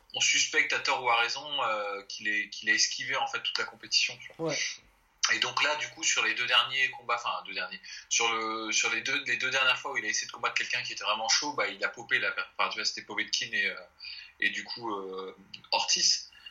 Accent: France; on est français

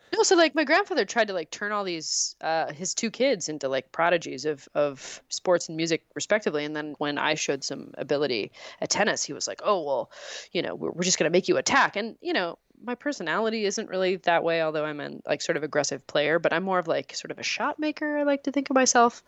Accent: Canada; I am from Canada

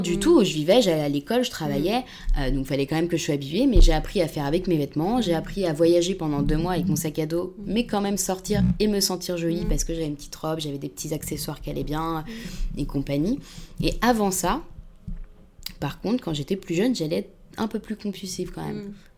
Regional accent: Paris suburbs, Île-de-France, France; je viens de banlieue, je viens pas de, de Paris. Euh, intramuros

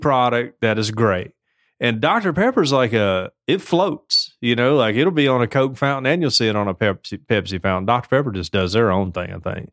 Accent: the South, United States; I'm from the South

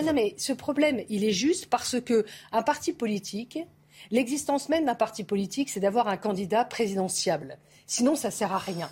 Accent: France; je suis française

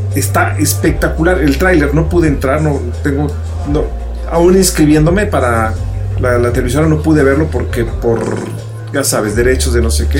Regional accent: Mexico City, Mexico; crecer en la modelo y ir tanto a la frontera, pues te da un oído.

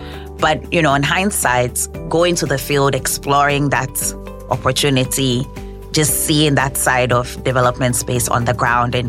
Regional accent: Ghana; moved away; also born or lived in United States; when I moved home with the World Bank, I moved as a Ghanaian

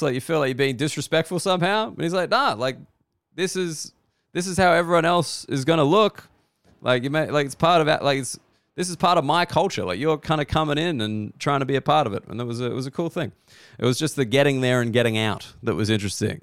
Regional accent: Sydney, New South Wales, Australia; also born or lived in London / Berlin; I'm, I'm from Sydney. I've lived in London

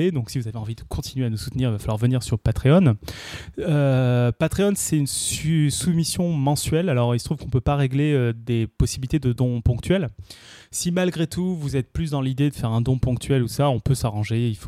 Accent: Tournefeuille, Occitania, France; also born or lived in Paris; je suis né à Paris, j'ai grandi à Tournefeuille.

